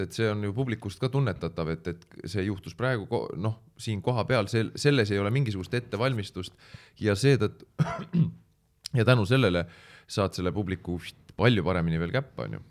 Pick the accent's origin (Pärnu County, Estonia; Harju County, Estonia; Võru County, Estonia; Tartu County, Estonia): Pärnu County, Estonia; Pärnu; ma olen pärnakas